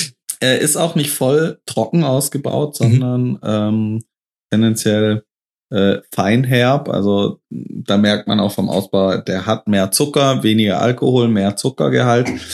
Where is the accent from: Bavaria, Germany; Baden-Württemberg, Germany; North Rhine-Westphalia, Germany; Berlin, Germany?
Baden-Württemberg, Germany; near Stuttgart; wir sind in meiner Heimat. Ähm, Baden-Württemberg, Nähe von Stuttgart, so 30 Kilometer nördlich von Stuttgart